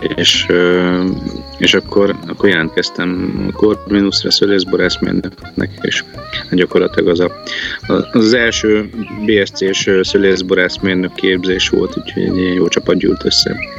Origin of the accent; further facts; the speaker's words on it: Győr, Győr-Moson-Sopron, Hungary; also born or lived in Balatoncsicsó / Nivegy Valley; Győrbe születtünk